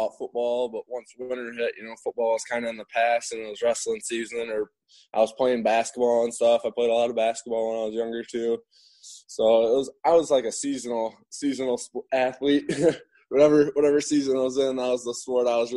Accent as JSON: {"language": "English", "town": "Winnebago", "region": "Illinois", "country": "United States", "tie": "born or raised there", "also_born_or_lived": "Byron", "said": "when I lived in Winnebago, which is just 15 minutes away from Myron."}